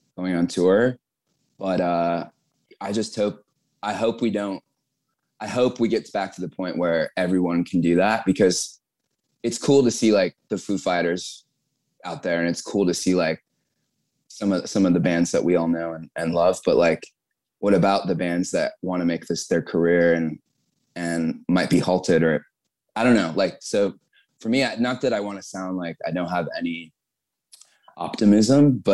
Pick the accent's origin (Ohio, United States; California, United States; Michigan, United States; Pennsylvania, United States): California, United States; Temecula; so I grew up in Southern California, but it was like Temecula